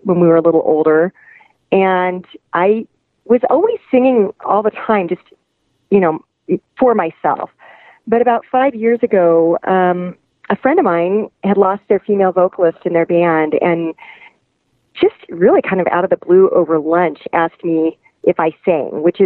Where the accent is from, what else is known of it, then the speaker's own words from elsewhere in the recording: western Nebraska, United States; now in Lafayette, Colorado, United States; I'm from western Nebraska, in a kind of rural area